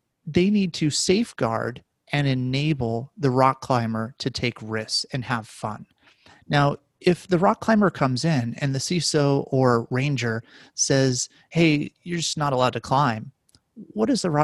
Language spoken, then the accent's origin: English; Las Vegas, Nevada, United States; I grew up in Las Vegas